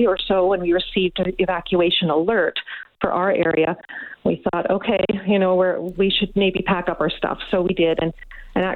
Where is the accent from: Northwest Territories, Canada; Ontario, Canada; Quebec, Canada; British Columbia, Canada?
British Columbia, Canada; Osoyoos; now in Victoria, Canada; I was born and raised in Osoyoos, even though I live in Victoria now